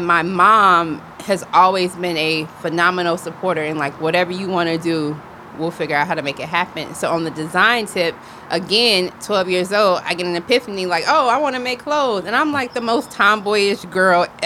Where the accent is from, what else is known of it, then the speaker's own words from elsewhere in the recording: Greenwood, South Carolina, United States; also born or lived in Orangeburg, South Carolina; now in Atlanta, United States; I grew up in Greenwood, South Carolina